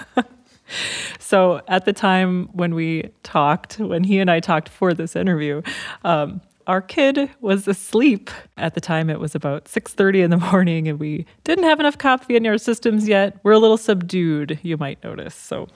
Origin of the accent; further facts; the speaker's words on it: Minnesota, United States; We grew up in Minnesota